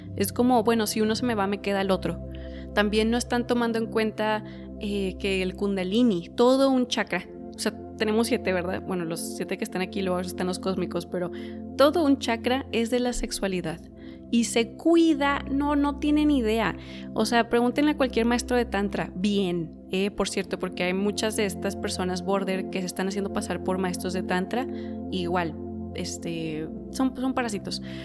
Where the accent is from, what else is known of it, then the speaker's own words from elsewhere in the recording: Mexico; yo soy de México y aquí la gente es bien conservadora